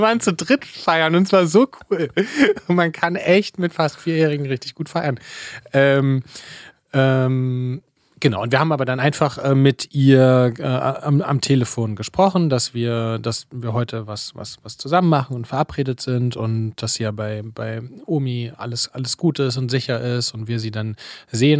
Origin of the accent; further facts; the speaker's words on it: Leipzig, Saxony, Germany; moved away; Fine und ich, wir kommen ja beide aus Leipzig. Wir haben uns ja, das können wir irgendwann nochmal erzählen, wir haben uns ja in der, in der, in der Schule tatsächlich kennengelernt